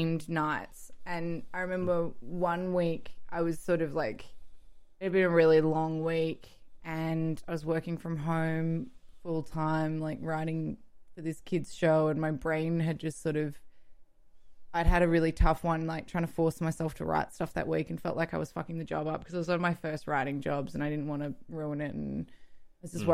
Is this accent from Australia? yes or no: yes; Melbourne, Victoria, Australia; Northcote, which is where I grew up